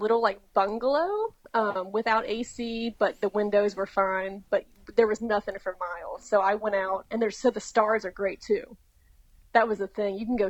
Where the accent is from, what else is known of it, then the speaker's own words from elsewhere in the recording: North Carolina, United States; now in Louisiana, United States; I'm from North Carolina, and I'm obsessed with, like, I'm from the foothills.